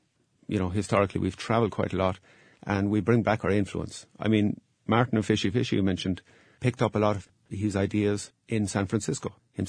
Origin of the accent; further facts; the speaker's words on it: Kinsale, Munster, Ireland; before I came here to Seattle, the French have taken notice of us. And there's a recent review all about my hometown, Kinsale.